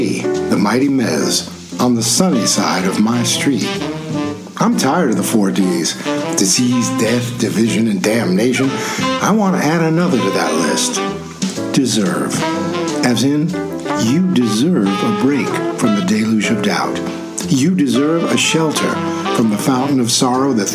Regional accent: New York City, New York, United States; I came from New York City

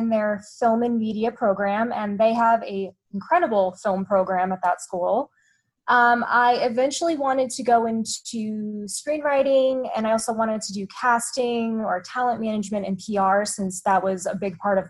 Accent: Long Island, New York, United States; moved away; I grew up on Long Island, New York, right outside New York City

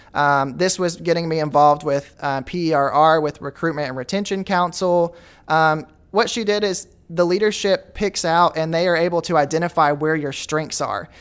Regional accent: Goose Ferry, Arkansas, United States; also born or lived in Wooster, Arkansas; I'm originally from Goose Ferry, Arkansas. Now I live in Wooster.

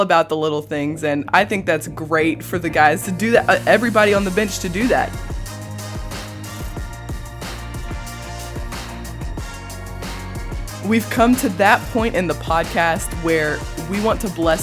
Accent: Mount Juliet, Tennessee, United States; now in Oklahoma City, United States; Mount Juliet, Tennessee is? That's my hometown, my family representing

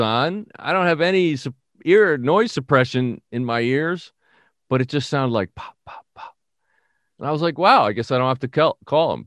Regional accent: New York City, New York, United States; moved away; I'm from the Bronx

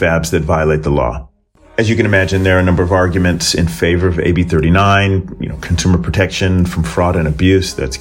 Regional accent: California, United States; moved away as an adult; now in United Kingdom; my home state of California. So even though I've lived in the UK for the past 20 years

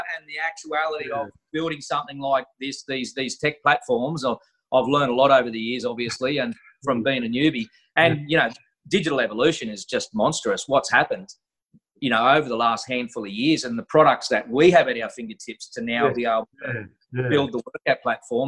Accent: Australia; I'm just an Aussie fella

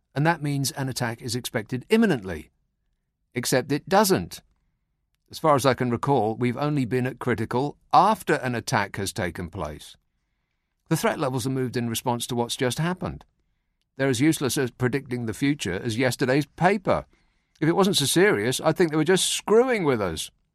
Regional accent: United Kingdom; Keeping calm and carrying on is what defines us as British people

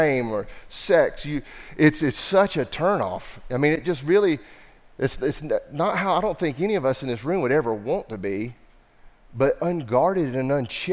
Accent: the Bible Belt, United States; I'm from the Bible Belt

